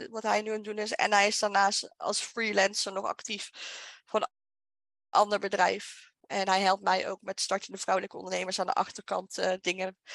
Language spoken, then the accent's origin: Dutch; Limburg, Netherlands; moved away; also born or lived in Utrecht; Want ik ben ook vanuit Limburg naar Utrecht geëmigreerd.